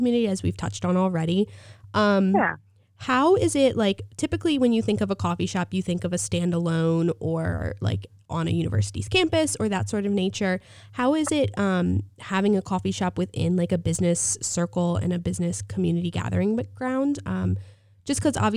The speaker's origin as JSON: {"language": "English", "town": "West Chester", "region": "Pennsylvania", "country": "United States", "moved": "yes", "lives_now": "High Point, United States", "said": "I'm from a small city in Pennsylvania. I'm from Westchester, Pennsylvania, and we're a college town"}